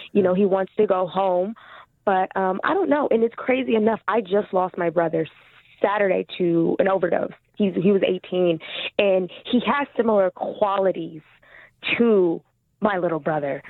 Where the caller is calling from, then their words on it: California, United States; I am calling from California